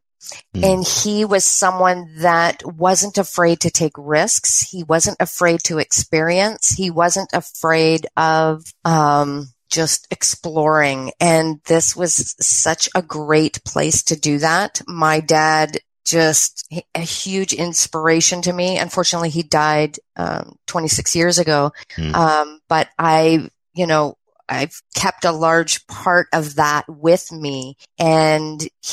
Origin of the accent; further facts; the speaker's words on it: British Columbia, Canada; also born or lived in Ontario; I was born in Ontario and I was 3 when we moved to the west coast of Canada